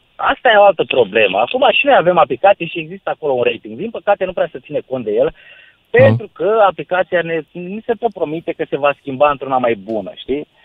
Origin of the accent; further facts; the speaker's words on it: Pitești, Argeș, Romania; now in Timișoara, Romania; sunt din Pitești, de fel